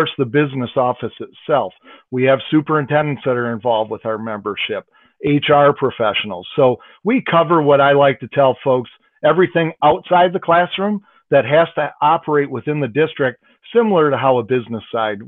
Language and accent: English; Saginaw, Michigan, United States; now in Bay City, United States; I'm from Saginaw, Michigan, originally. I do live in Bay City now.